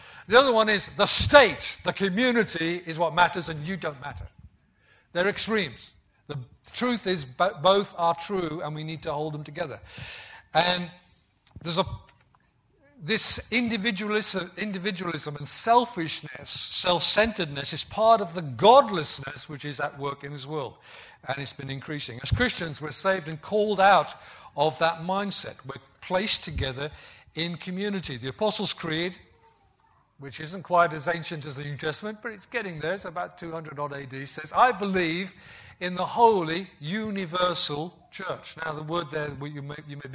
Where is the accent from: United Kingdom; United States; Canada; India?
United Kingdom; the Black Country, West Midlands; moved away; also born or lived in Yorkshire; I grew up in the West Midlands in the Black Country, and in Black Country dialect, people still use thee, thou, thine.